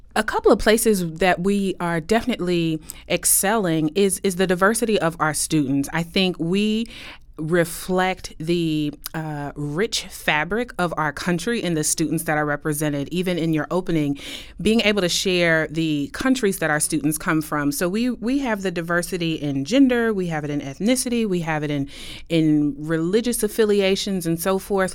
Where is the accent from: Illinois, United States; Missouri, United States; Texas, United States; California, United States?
Missouri, United States; Kansas City; moved away as an adult; now in Westchester, United States; I'm originally from Kansas City, Missouri